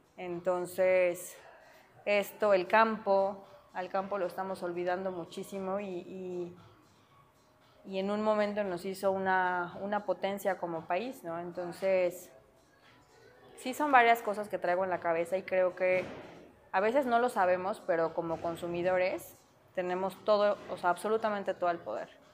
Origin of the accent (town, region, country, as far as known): Mexico